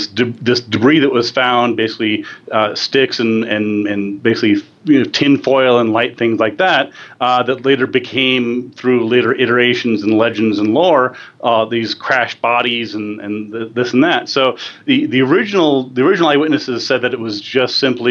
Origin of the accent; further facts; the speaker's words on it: New Mexico, United States; Dulce, New Mexico, which is in my home state